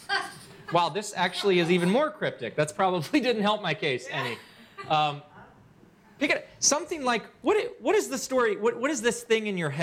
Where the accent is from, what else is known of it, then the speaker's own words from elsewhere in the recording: Baltimore, Maryland, United States; now in Washington, D.C., United States; I grew up in Maryland